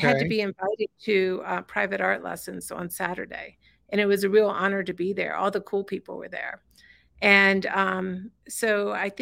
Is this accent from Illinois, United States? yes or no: no; Roanoke, Virginia, United States; moved away; also born or lived in Richmond, Virginia; Well, I was born in Richmond, Virginia, and raised in Roanoke, Virginia, in the southwestern part of Virginia